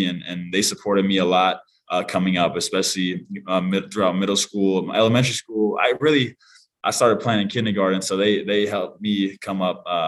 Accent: Utqiagvik, Alaska, United States; also born or lived in Portland / Austin, Texas; now in Oahu, Hawaii, United States; in a small town on the very top of Alaska, known as Utqiagvik, Alaska, which is a small village of around 4,500 people. And that's where I was born and raised

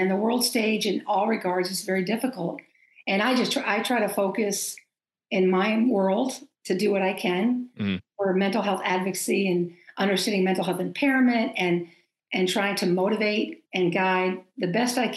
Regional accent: Maine, United States; moved away; I was coming home to Maine. I'm from Maine.

